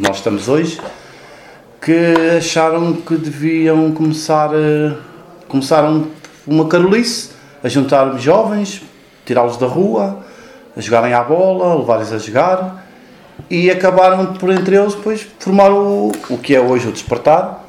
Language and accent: Portuguese; Manteigas, Centro, Portugal; moved away as an adult; also born or lived in Lisbon; now in Casal de Cambra, Portugal; Eu já nasci na freguesia de São Pedro